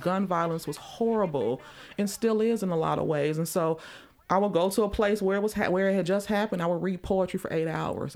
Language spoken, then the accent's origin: English; Chicago, Illinois, United States; growing up in Chicago during, like, the spoken word movement back in, like, the early nineties